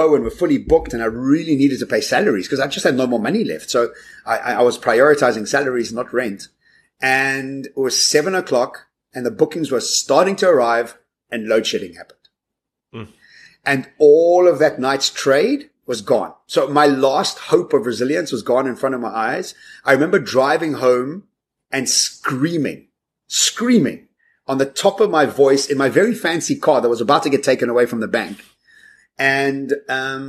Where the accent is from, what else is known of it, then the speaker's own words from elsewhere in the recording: South Africa; as South African citizens